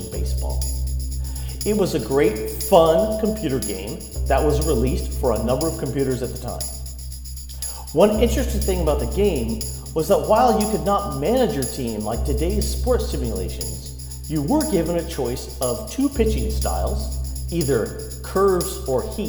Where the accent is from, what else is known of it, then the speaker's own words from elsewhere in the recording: Southern California, United States; Growing up in Southern California also meant that we had sun most days